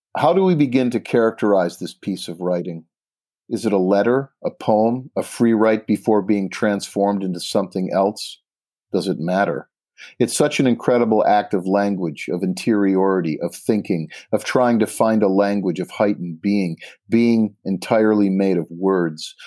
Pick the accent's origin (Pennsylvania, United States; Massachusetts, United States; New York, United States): Massachusetts, United States; Pittsfield; I grew up an hour west in Pittsfield